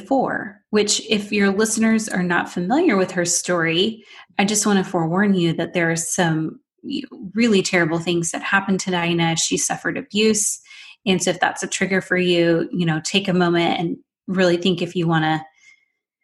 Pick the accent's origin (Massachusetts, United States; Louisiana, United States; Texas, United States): Texas, United States; Houston; I'm from Houston. I was you know, a true Houstonian, born and raised